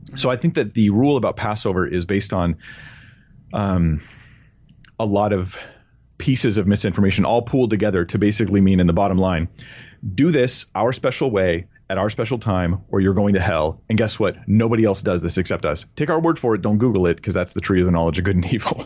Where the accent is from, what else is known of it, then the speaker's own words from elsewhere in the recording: California, United States; I'm a Californian guy